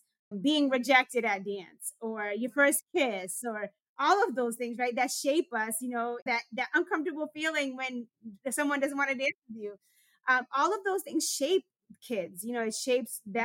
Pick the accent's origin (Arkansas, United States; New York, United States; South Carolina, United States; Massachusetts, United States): Massachusetts, United States; Boston; I grew up in Dorchester in a community that was plagued with gun violence